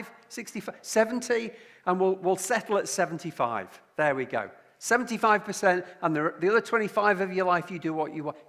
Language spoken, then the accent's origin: English; Lancashire, North West England, United Kingdom; also born or lived in Liverpool; I come from Lancashire and my family is from Liverpool.